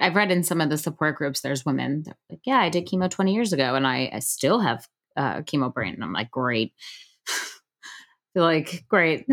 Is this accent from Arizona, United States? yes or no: no; Long Island, New York, United States; I grew up on Long Island